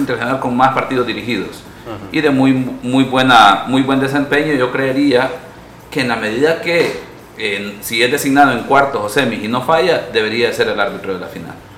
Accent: San Miguel, El Salvador; also born or lived in San Salvador; nací en San Salvador, pero por cuestiones allá de los 80 de, la situación social del país, pues nos tuvimos que, que mover a San Miguel

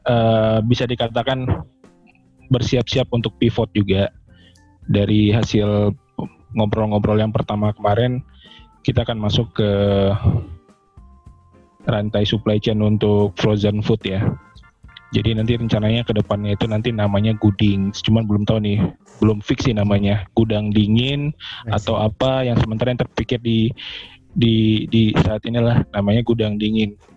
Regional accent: Bogor, West Java, Indonesia; saya dari Bogor uh, kalau saya sih berani nyebutin usia ya saya 40 tahun

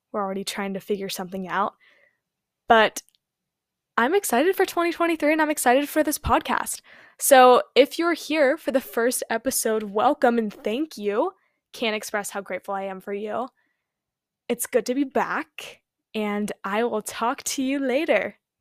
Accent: California, United States; I was born and raised in California

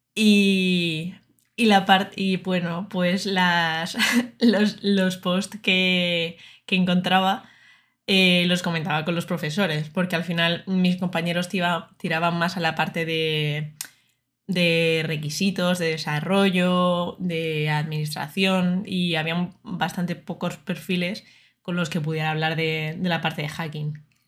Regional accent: Murcia, Region of Murcia, Spain; moved away as an adult; now in Madrid, Spain; yo soy de Murcia, entonces, eh, aunque no se me note mucho en el acento

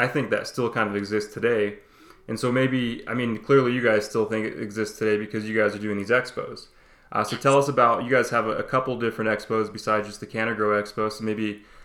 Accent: Lamar, Colorado, United States; I'm from Lamar, Colorado, which is like 35 minutes away from the Kansas border

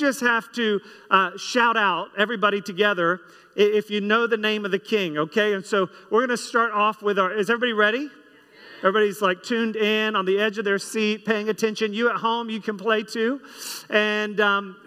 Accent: United States; myself being American

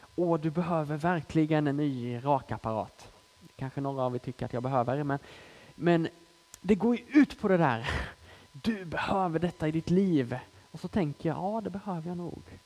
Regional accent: Småland, Sweden; moved away as an adult; now in Malmö, Sweden; hon hör att jag är smålänning i grunden och frågar hur kommer det sig att du bor i Malmö

